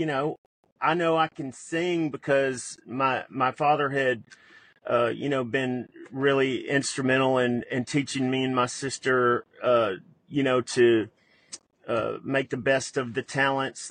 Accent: Memphis, Tennessee, United States; I also grew up in Memphis

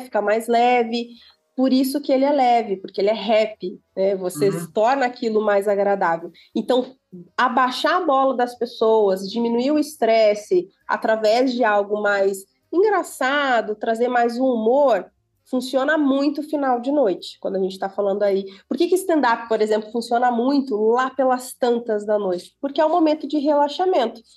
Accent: Santo Ângelo, Rio Grande do Sul, Brazil; now in São Paulo, Brazil; Eu sou gaúcha. Olha. Eu sou natural do, é, do Rio Grande do Sul, uma cidadezinha do interior

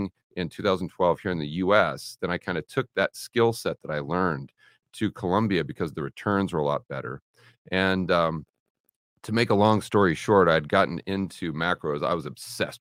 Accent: Portland, Oregon, United States; I grew up in Portland, Oregon.

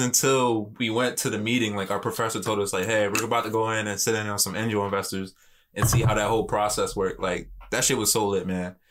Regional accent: Philadelphia, Pennsylvania, United States; born and raised in West Philly

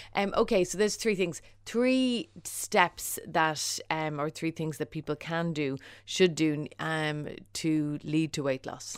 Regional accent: Ireland

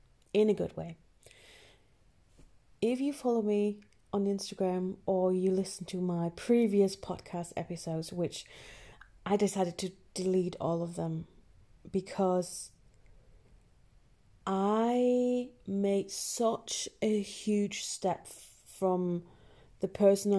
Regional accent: Germany; accent: German; Northern English; English is a second language; moved away as an adult; also born or lived in Northern England; now in England, United Kingdom; I was born in Germany

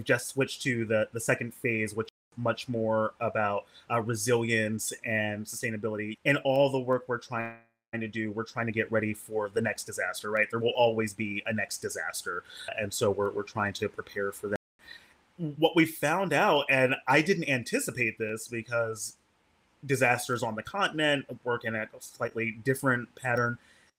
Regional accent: Harrisburg, Pennsylvania, United States; now in Hawaii, United States; I grew up in Harrisburg, Pennsylvania, also a state capital

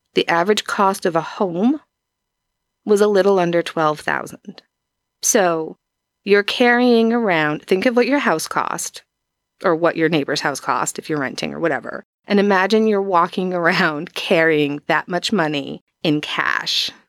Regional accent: East Coast, United States; I'm from the East Coast

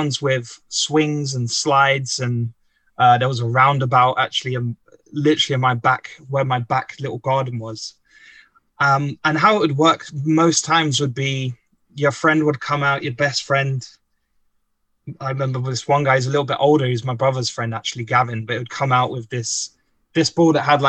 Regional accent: London, United Kingdom; moved away as an adult; now in London, Ontario, Canada; I'm actually from Tottenham, which is a part of London in the north. Is actually traditionally quite a poor part of London, although like many global cities, there are some instances of gentrification creeping in. But I grew up there

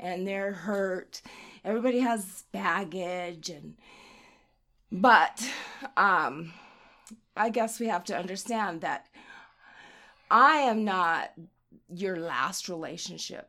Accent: Utah, United States; I am from Utah. I've lived in Utah forever.

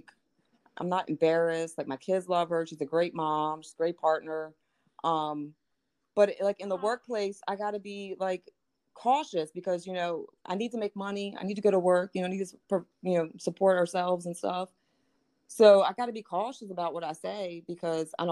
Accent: Baltimore, Maryland, United States; moved away as an adult; now in Hagerstown, United States; I'm from Baltimore

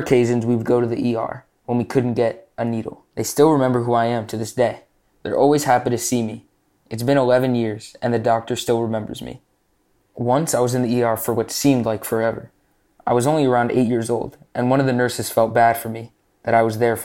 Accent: New Jersey, United States; I'm 15 years old, and I'm from New Jersey

